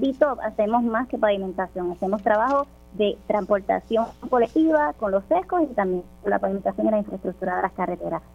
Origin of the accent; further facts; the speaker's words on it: Sabana Grande, Puerto Rico; Mi alcalde de Sabana Grande, que es de donde yo vengo